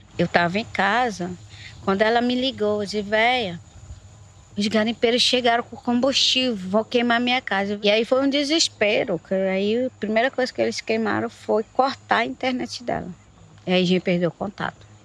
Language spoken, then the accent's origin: Portuguese; Itaituba, Pará, Brazil; Na minha aldeia